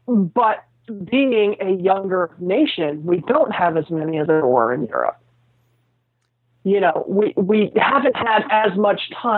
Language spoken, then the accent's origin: English; United States; I am an American.